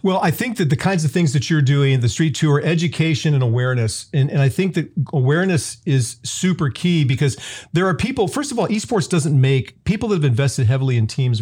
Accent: Southern California, United States; I'm from Southern California. I grew up eating street tacos

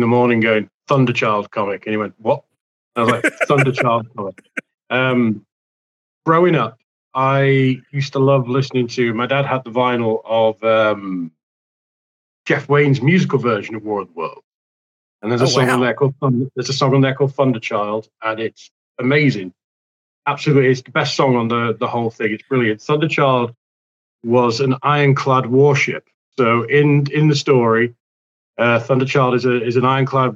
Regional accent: United Kingdom; I'm British

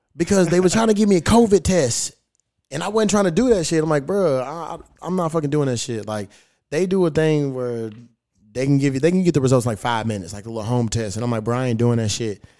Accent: Kentucky, United States; now in Los Angeles, United States; I'm a Kentucky boy

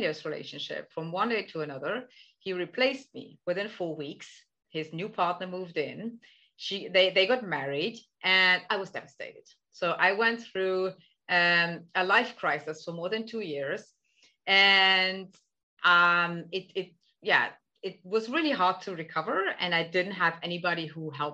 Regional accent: Germany; now in Netherlands; I'm originally from Germany. I live in the Netherlands

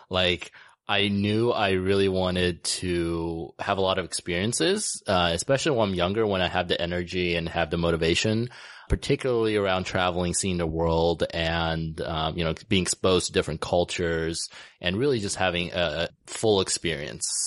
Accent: United States; grew up in the states. I moved there when I was about six years old.

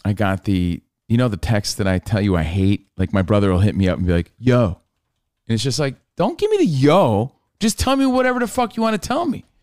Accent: New York, United States; We're from New York.

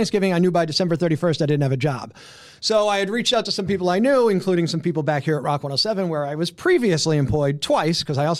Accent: Scranton, Pennsylvania, United States; also born or lived in Avoca, Pennsylvania / Delaware; The … are actually a Dunmore family, and then my dad and mom got married and lived in Scranton, and that's where I grew up in South Scranton.

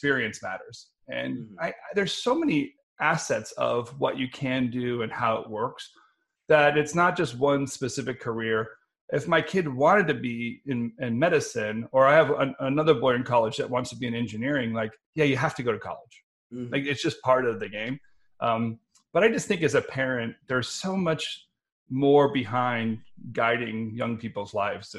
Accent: Denver, Colorado, United States; Growing up in Denver

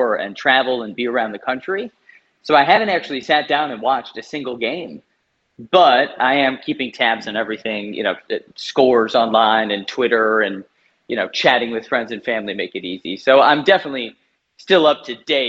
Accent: United States; moved away as an adult; also born or lived in Chicago; now in Australia; as an American

